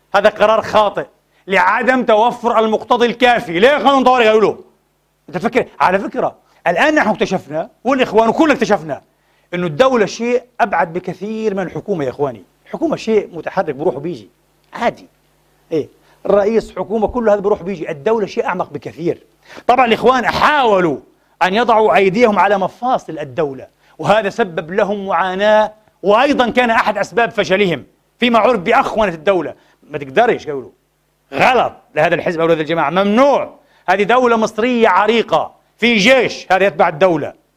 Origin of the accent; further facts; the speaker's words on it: Palestine; now in Vienna, Austria; وأنا فلسطيني أنا شامي